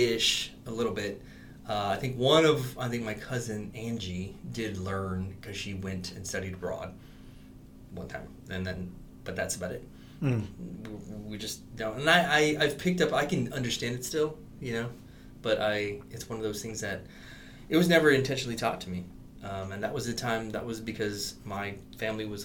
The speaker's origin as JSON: {"language": "English", "region": "South Texas", "country": "United States", "said": "I'm Latino, but I'm from South Texas. I'm Texan."}